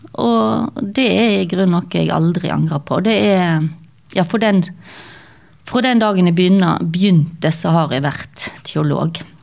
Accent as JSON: {"language": "Norwegian", "town": "Stord", "region": "Vestland", "country": "Norway", "tie": "born or raised there", "accent": "Stord dialect", "said": "så jeg er sånn halv hallingdøl og halv jølstring, oppvokst på Stord"}